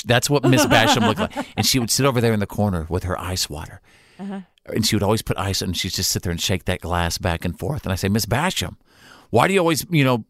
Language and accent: English; North Texas, United States; Where I grew up in North Texas